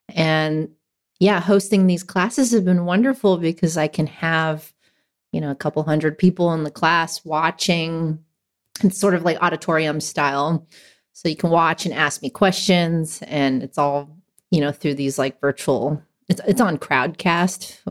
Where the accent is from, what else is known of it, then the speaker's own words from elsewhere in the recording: Hacienda Heights, California, United States; also born or lived in San Gabriel Valley / Whittier; I grew up in Hacienda Heights.